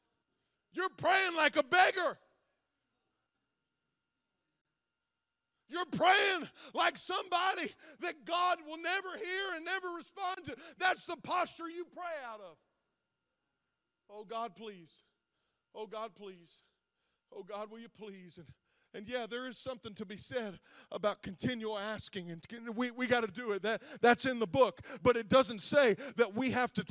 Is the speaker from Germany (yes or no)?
no; Zanesville, Ohio, United States; I grew up in this town. I grew up in Zanesville.